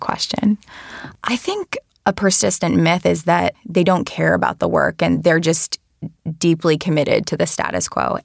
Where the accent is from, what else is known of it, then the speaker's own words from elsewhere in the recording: Rhode Island, United States; I worked in state government in my home state of Rhode Island